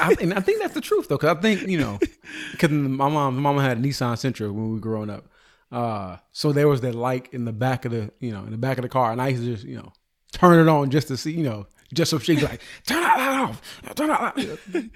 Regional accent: California, United States; I'm from California.

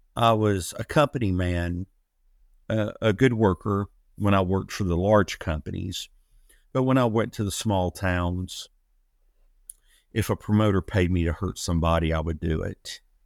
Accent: Atlanta, Georgia, United States; I'm originally from Atlanta, Georgia

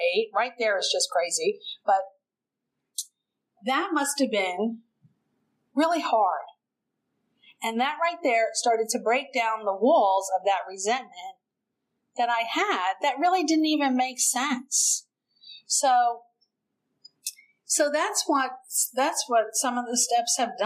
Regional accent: New York City, New York, United States; moved away; also born or lived in New Jersey / Okinawa, Japan; we lived in Brooklyn, we're an Irish Catholic family.

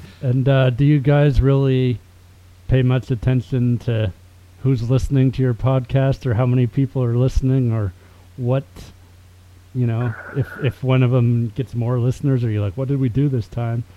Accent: Victoria, British Columbia, Canada; moved away as an adult; also born or lived in Philippines; now in Thompson, Canada; I grew up in Victoria, BC

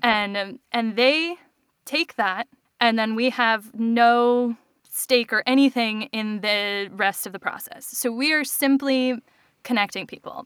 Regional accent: Hawaii, United States; now in Boston, United States; I'm from Hawaii

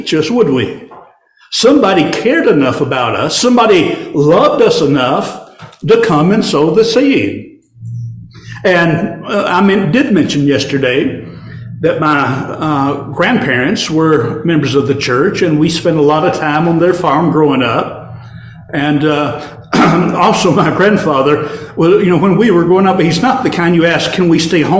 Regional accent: Warren County, Tennessee, United States; back in my hometown in Tennessee, Warren County, actually the nursery capital of the world

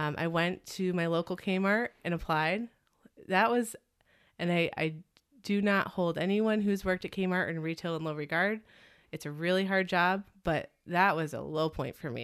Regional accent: Connecticut, United States; moved away as an adult; also born or lived in Burlington, Vermont; I grew up in Connecticut

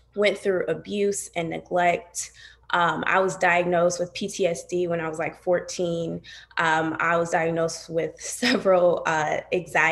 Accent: Toledo, Ohio, United States; moved away as an adult; now in Columbus, United States; I'm from Toledo. I currently live in Columbus

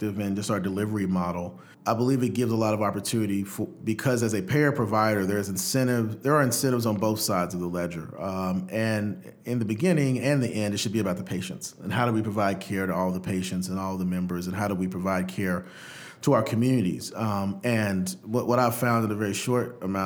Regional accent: Muscle Shoals, Alabama, United States; moved away as an adult; also born or lived in New Orleans, Louisiana / Washington, D.C.; now in Pittsburgh, United States; I grew up in Alabama, played a small place called Muscle Shoals, Alabama, and my parents are still there

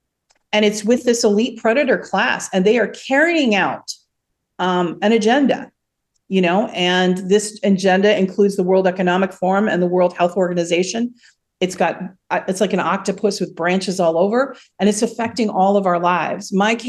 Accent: United States; moved away as an adult; now in Russia; I definitely don't feel like I come from America, the land of the free, right?

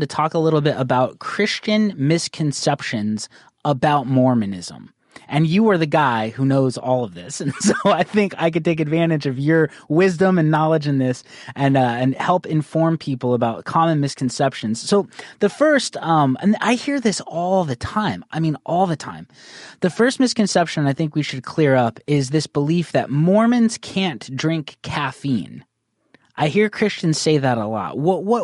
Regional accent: Northern Arizona, United States; I grew up in Northern Arizona

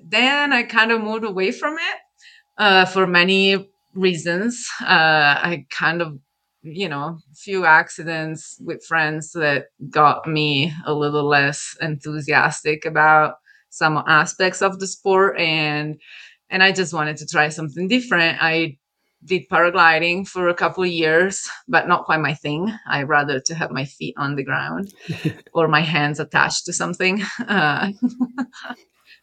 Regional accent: Italy; moved away as an adult; also born or lived in Milan; now in California, United States; I'm originally from Italy. I lived in California for about 10 years now.

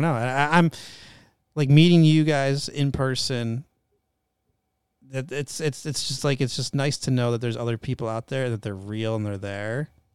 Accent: Northeast, United States; moved away; I'm raised in the Northeast, French Canadian, half French Canadian.

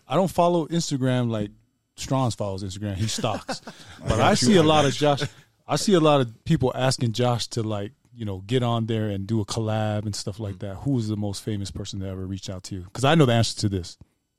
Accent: California, United States; All right, guys, I'm from Cali.

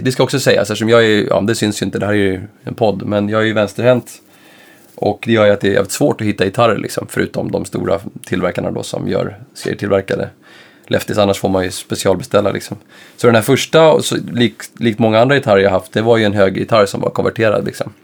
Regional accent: Stockholm, Stockholm County, Sweden; jag kom från Enskede då som var en förhållandevis liten förort där man inte var så mycket utanför liksom, sin förort

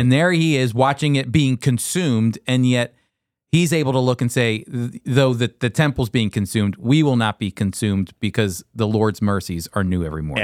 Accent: United States; I'm speaking as an American

